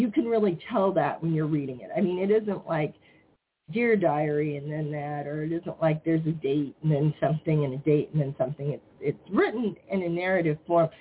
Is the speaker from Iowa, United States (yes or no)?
yes; Iowa, United States; born or raised there